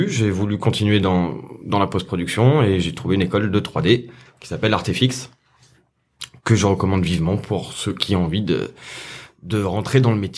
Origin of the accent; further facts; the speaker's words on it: Saint-Étienne, Auvergne-Rhône-Alpes, France; moved away as an adult; also born or lived in South of France; je viens de Saint-Etienne.